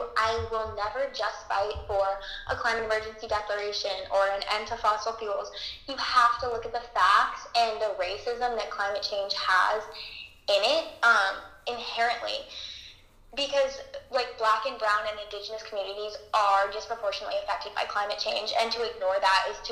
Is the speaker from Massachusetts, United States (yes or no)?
yes; Massachusetts, United States; I'm 16 years old and I'm from Massachusetts.